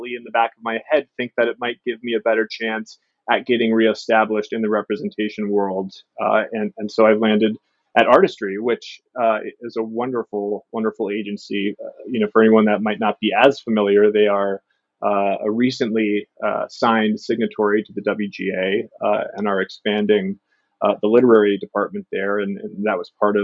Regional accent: Seattle, Washington, United States; I'm born and raised in Seattle.

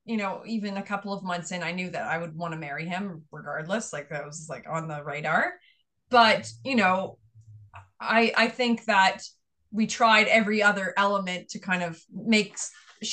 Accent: just outside of Fredericton, New Brunswick, Canada; first language English; also born or lived in Montreal / London; now in Halifax, Canada; my hometown of just outside of Fredericton, New Brunswick

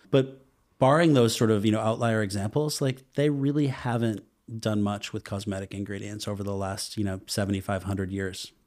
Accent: Boston, Massachusetts, United States; moved away; also born or lived in Hudson Valley / Austin; I Grew up in the Boston area.

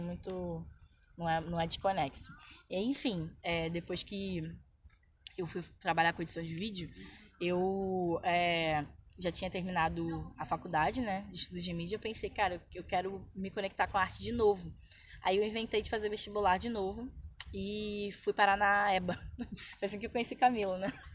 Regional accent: São João de Meriti, Rio de Janeiro, Brazil; moved away as an adult; also born or lived in Lapa, Rio de Janeiro; now in Rio de Janeiro, Brazil; atualmente eu moro na Lapa, mas eu fui criada na Baixada Fluminense

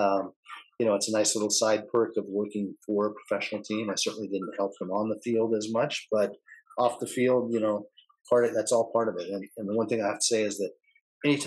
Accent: California, United States; Growing up in California, I was a Beach Boys fan

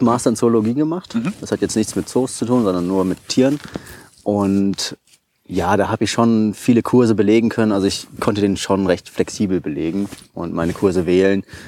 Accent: Taunus, Hesse, Germany; moved away as an adult; also born or lived in Giessen / Vienna; ich bin aus dem Taunus, äh, bin ich dort aufgewachsen

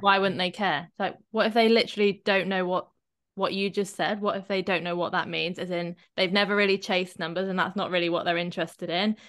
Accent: Shepton Mallet, South West England, United Kingdom; I grew up near Glastonbury

